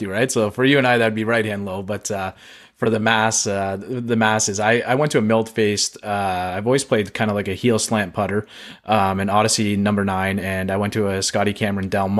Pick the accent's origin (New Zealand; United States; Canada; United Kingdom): Canada; as a Canadian